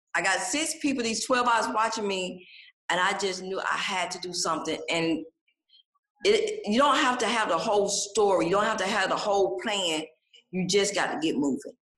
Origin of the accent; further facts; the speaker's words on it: Atlanta, Georgia, United States; born and raised in Atlanta, Georgia. So this is home for me here in Atlanta.